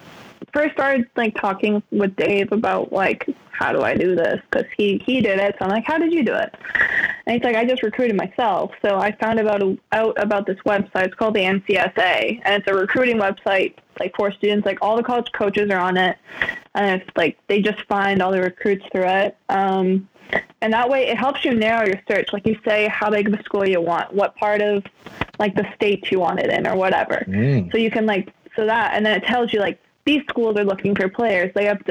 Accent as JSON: {"language": "English", "town": "Erickson", "country": "United States", "said": "Like, I'm from Erickson. I'm like, I can't go to this."}